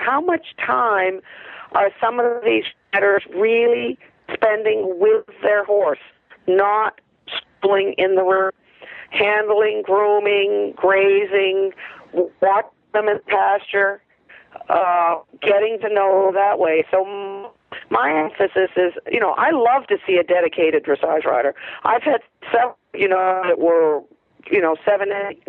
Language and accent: English; Maine, United States; I was growing up in Maine